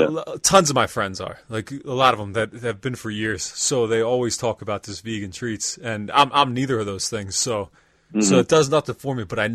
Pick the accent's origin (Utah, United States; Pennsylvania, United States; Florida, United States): Pennsylvania, United States; York; now in Lancaster, United States; I'm from York, Pennsylvania.